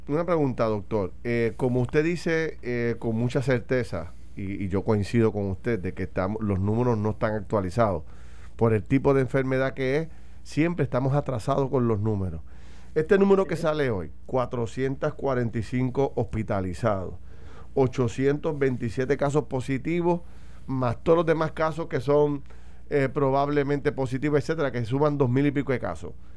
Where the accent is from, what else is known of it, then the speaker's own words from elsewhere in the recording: Puerto Rico; como puertorriqueños